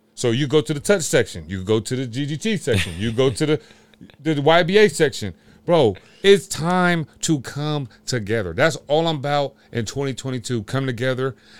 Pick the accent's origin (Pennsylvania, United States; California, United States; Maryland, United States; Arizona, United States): California, United States; Sacramento; I'm from Sacramento, California.